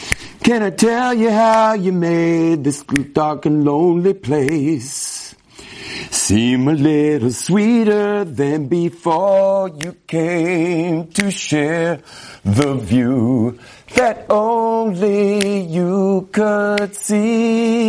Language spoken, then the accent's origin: English; Los Angeles, California, United States; Where I grew up in West LA in the 1970s, they just kind of, it was kind of like, grow up.